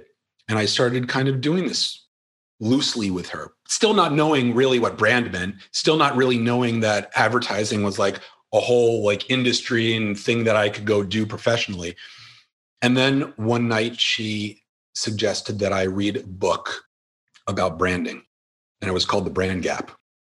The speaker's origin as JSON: {"language": "English", "town": "Philadelphia", "region": "Pennsylvania", "country": "United States", "said": "So I can live and be anywhere, but I'm from Philly."}